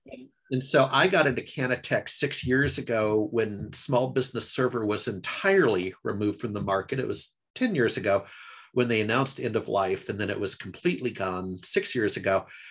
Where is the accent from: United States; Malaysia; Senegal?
United States; Alaska; moved away as an adult; now in Seattle, United States; I grew up in alaska